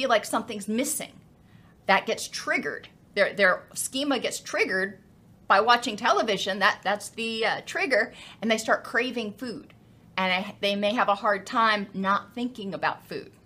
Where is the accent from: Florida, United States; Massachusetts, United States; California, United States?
Florida, United States; I come from Florida